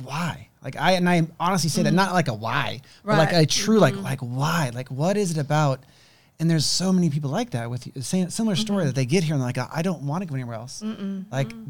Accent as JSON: {"language": "English", "region": "Mississippi", "country": "United States", "tie": "born or raised there", "said": "So I was raised Pentecostal in Mississippi."}